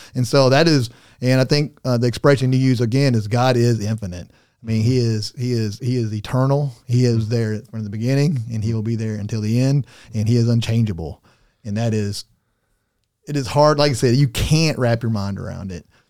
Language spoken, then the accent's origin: English; Arkansas, United States; I'm from Arkansas